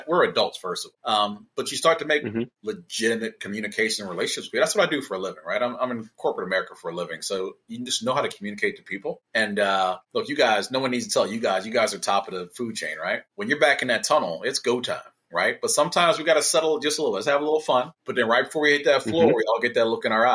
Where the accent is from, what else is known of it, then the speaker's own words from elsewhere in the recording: Philadelphia, Pennsylvania, United States; moved away; also born or lived in Maryland; So I'm from Philadelphia originally.